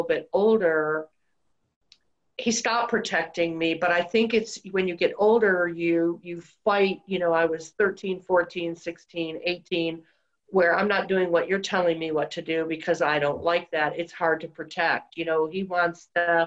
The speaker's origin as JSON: {"language": "English", "town": "Detroit", "region": "Michigan", "country": "United States", "tie": "born or raised there", "said": "Outside of Detroit. Well, when I was really little in Detroit. And then after that, suburbs of Detroit, Michigan"}